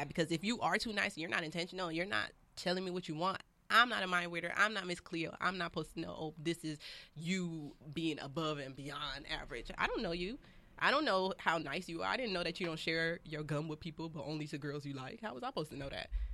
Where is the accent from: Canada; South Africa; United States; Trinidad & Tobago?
United States; Los Angeles, California; I was raised out here